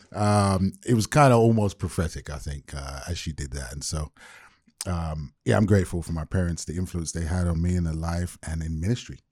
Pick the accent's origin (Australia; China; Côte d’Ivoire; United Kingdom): United Kingdom; London; now in Bay Area, United States; born and raised in London to Jamaican parents